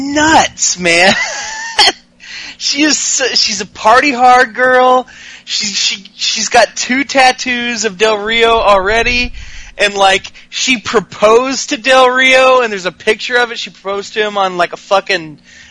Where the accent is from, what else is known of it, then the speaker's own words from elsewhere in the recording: Glasgow, Scotland, United Kingdom; We're from Glasgow, Scotland.